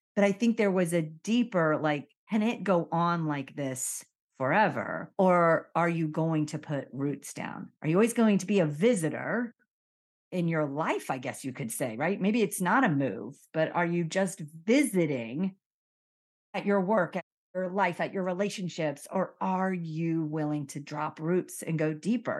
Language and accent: English; Miami, Florida, United States; moved away as an adult; also born or lived in Connecticut / New York / San Diego; I was born in Miami, I grew up in Miami